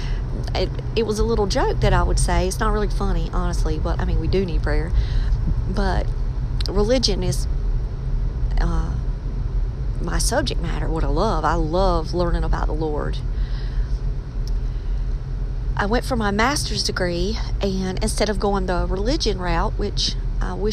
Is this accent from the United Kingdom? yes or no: no; Maxton, North Carolina, United States; where I'm from a small town, Maxton. It's in Robeson County in North Carolina.